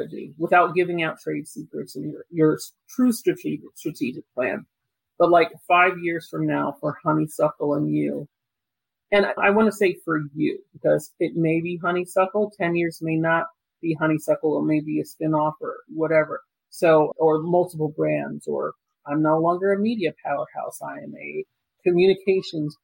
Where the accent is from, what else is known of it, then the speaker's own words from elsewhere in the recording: Jamaica; I'm Jamaican